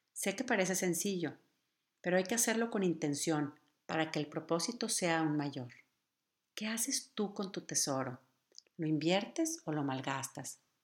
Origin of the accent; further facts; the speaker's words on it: Mexico; nuestro querido México